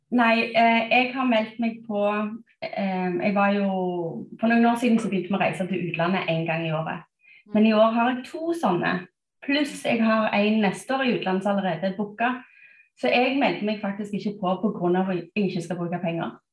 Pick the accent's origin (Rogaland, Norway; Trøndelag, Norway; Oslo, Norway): Rogaland, Norway; Stavanger; moved away as an adult; also born or lived in United States; now in Bærum, Norway; Jeg er opprinnelig fra Stavanger.